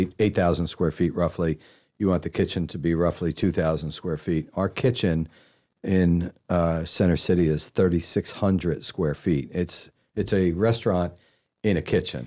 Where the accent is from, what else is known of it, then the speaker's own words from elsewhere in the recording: Pennsylvania side of Philadelphia, United States; moved away as an adult; also born or lived in Washington, D.C. / New Jersey / Dallas / San Francisco; now in Charlotte, United States; I was born in D C and I spent, uh, nine years on the Jersey side of, of Philadelphia and nine years on the Pennsylvania side of Philadelphia